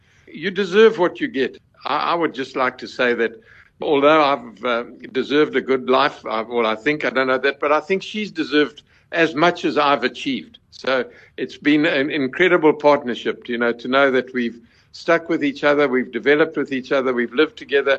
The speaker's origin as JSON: {"language": "English", "town": "Chingola", "region": "Copperbelt Province", "country": "Zambia", "tie": "born there", "also_born_or_lived": "Bulawayo", "said": "I was born in Chingola, then came down to the Bulawayo, because my father was a surveyor on the mines."}